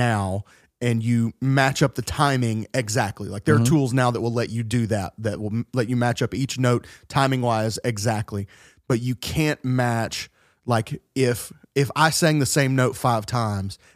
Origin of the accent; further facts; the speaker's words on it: the South, United States; The kind of churches that you and I grew up in the South